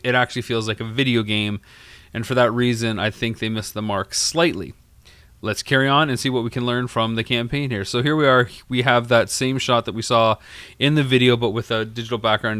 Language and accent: English; Canada; I'm from Canada